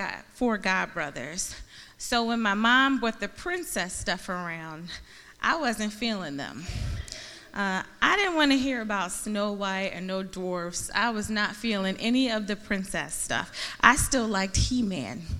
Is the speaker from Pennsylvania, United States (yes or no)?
yes; Philadelphia, Pennsylvania, United States; I'm from Philly. And when you're in Philly, you just grow up loving sports